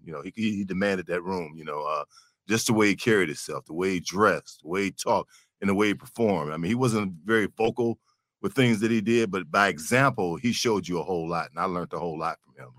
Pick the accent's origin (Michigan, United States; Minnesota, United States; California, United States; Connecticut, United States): Michigan, United States; Detroit; as a kid growing up, you know, on the east side of Detroit